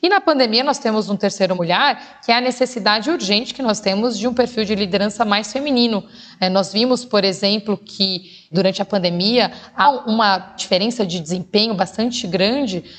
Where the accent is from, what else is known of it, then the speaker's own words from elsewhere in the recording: São Paulo, Brazil; Eu nasci na Vila das Belezas, no distrito do Campo Limpo, na periferia de São Paulo